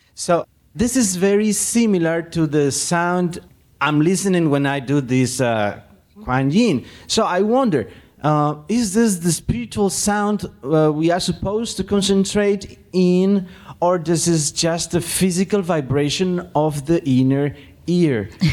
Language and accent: English; Peru; I'm from Peru.